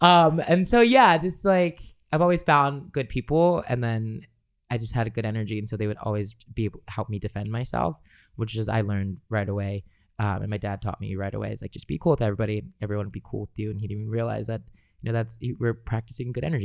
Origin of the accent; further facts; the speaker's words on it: Los Angeles, California, United States; growing up in Los Angeles, uh, as a Los Angeles local